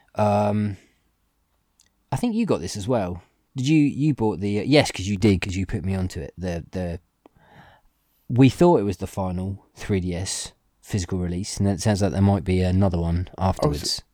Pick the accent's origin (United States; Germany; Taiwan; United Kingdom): United Kingdom; England; we're English